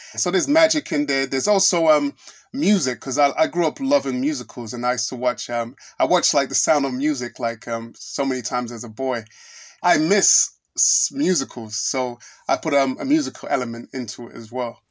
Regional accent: London, United Kingdom; I'm Nigerian. My family's Nigerian, my parents. I was born in, um, I was born and raised in London

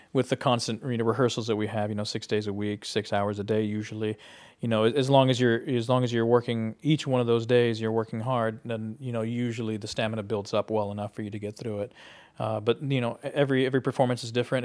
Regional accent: South Texas, United States; moved away as an adult; also born or lived in Laredo, Texas / San Antonio, Texas / Chicago; I was from South Texas. I was born in Laredo, and I lived in San Antonio

